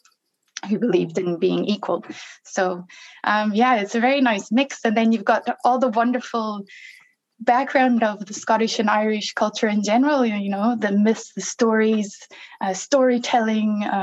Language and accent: English; South Africa; first language English; now in Scotland, United Kingdom; I'm actually from South Africa.